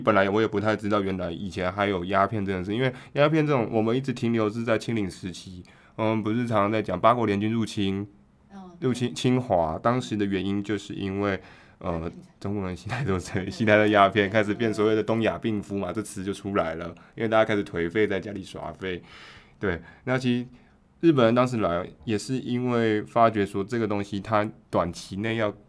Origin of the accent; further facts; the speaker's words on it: Taiwan; 所以我们台湾人差点变成法国人，